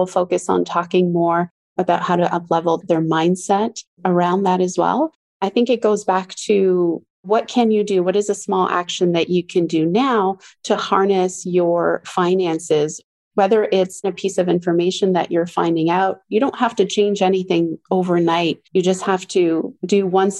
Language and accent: English; Ontario, Canada; I was born in Ontario, Canada, in a French-Canadian family.